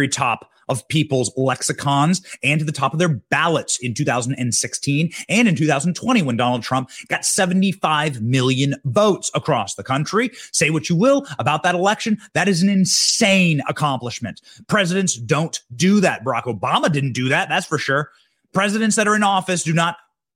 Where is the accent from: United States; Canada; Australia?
United States; Solon, Iowa; now in Tallahassee, United States; I go back to my hometown in Iowa, Solon, Iowa, 500 people big, Solon, Iowa